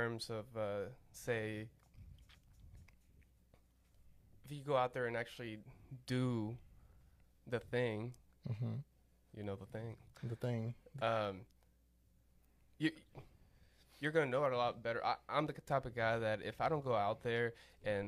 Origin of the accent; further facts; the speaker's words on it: Monterrey, Nuevo León, Mexico; now in Conroe, United States; I was born in Mexico, Monterrey